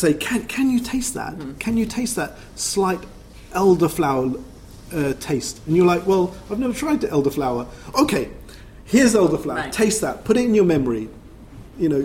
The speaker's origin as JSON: {"language": "English", "region": "London", "country": "United Kingdom", "tie": "born or raised there", "said": "growing up in Brixton, that culture is also my culture"}